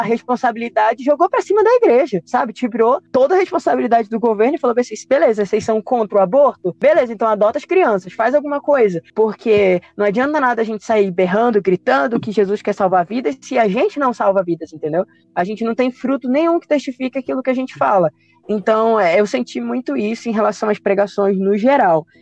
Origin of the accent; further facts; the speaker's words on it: Pará, Brazil; eu sou, sou paraense, paraense no, é norte e nordeste